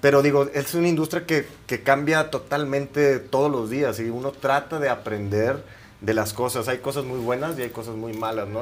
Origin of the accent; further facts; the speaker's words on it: Matamoros, Tamaulipas, Mexico; soy de Matamoros, Tamaulipas.